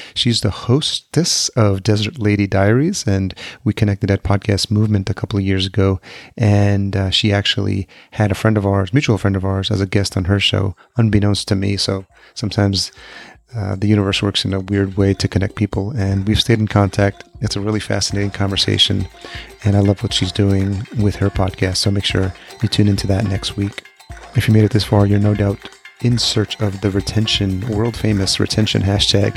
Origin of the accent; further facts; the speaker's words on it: New York, United States; I grew up in New York